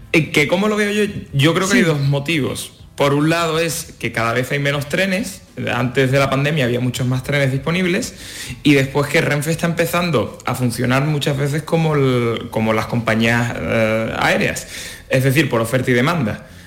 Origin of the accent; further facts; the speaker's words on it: Cádiz, Andalusia, Spain; now in Madrid, Spain; yo que soy de Cádiz